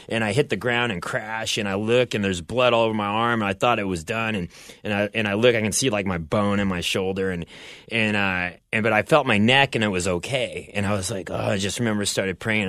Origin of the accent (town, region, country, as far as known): Bellevue, Nebraska, United States; born or raised there; now in Southern California, United States